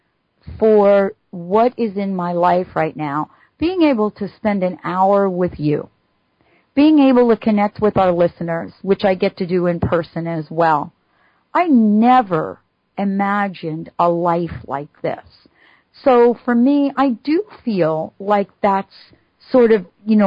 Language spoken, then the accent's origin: English; New York City, New York, United States; Growing up in New York City